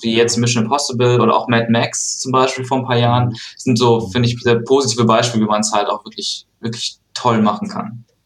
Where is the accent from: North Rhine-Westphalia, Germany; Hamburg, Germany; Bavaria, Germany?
North Rhine-Westphalia, Germany; Aachen; born or raised there; now in Cologne, Germany